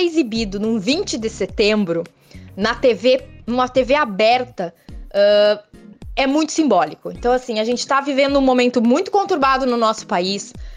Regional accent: Santa Maria, Rio Grande do Sul, Brazil; moved away; eu sou santamariense

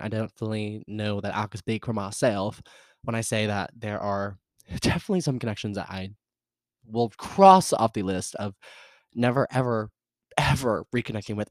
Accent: the South, United States; I'm from the South

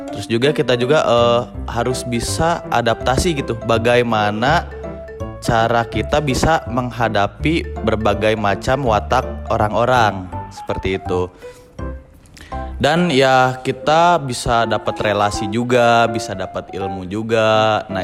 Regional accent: Purwakarta, West Java, Indonesia; untuk lokasinya sendiri itu ada di Purwakarta di kota saya sendiri.

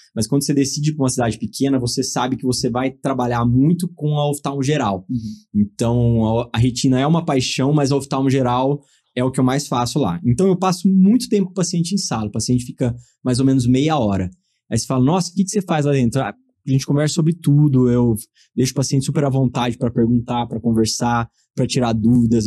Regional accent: Torrinha, São Paulo, Brazil; sou é? de Torrinha, uma cidade de Torrinha. 9 mil habitantes do lado de Brotas, então assim, eu sou o cara totalmente caipira do interior ali

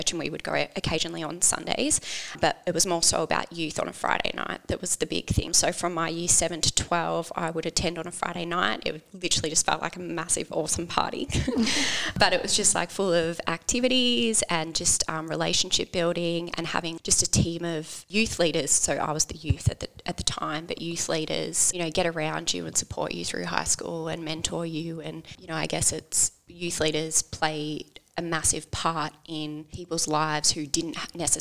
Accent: Langwarrin, Victoria, Australia; So I grew up on the Mornington Peninsula with my two sisters and mum and dad.

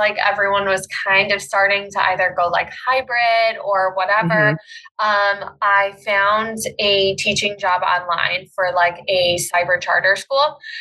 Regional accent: Pennsylvania, United States; I am a mom from Pennsylvania

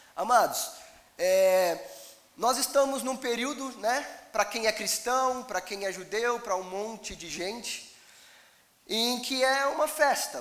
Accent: Brazil; como bons brasileiros

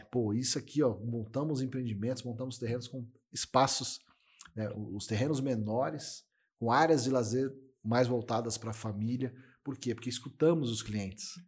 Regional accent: São Paulo, Brazil; moved away; also born or lived in Mato Grosso do Sul; Eu sou de São Paulo, né?

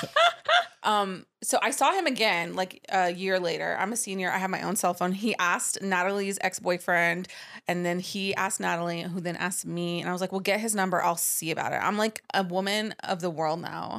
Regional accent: United States; also born or lived in Dallas, Texas / Los Angeles, California; I grew up in Dallas and in Los Angeles

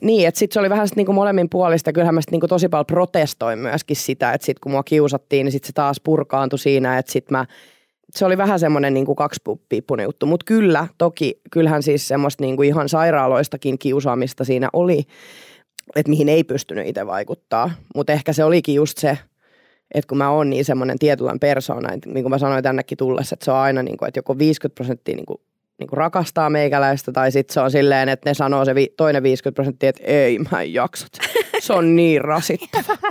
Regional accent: Paimio, Southwest Finland, Finland; mä oon Paimiosta ja s- siellä niinku varttunut ja tota, siellä niinku yläasteet käynyt

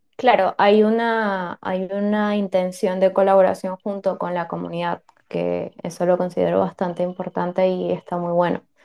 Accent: Venezuela; moved away; Yo también soy venezolana, también me fui de mi país

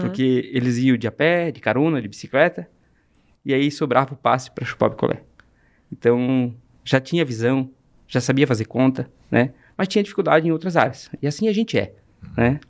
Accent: Brazil; comecei vendendo picolé com 9 anos de idade, no bairro que eu nasci, na Barragem

